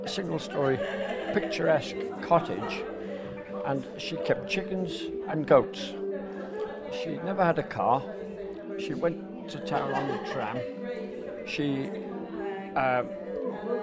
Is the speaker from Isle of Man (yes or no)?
yes; Maughold, Isle of Man; I was born in Meckle 73 years ago.